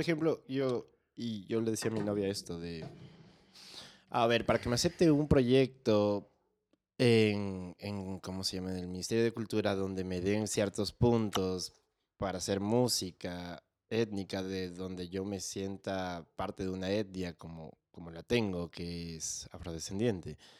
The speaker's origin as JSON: {"language": "Spanish", "town": "Quito", "region": "Pichincha", "country": "Ecuador", "tie": "born or raised there", "said": "nací en Quito, estudié en colegio militar."}